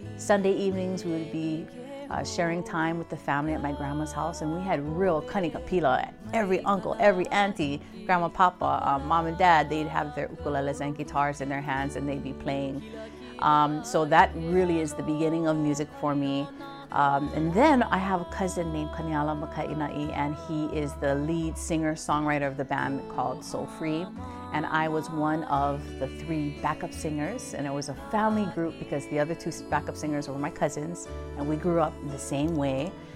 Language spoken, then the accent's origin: English; Hawaii, United States; as a Hawaiian, just continuing to prolong and procure our, our language, our mele, and our history